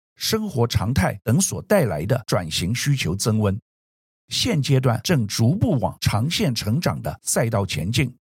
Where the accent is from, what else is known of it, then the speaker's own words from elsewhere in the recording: Taiwan; 作为台湾人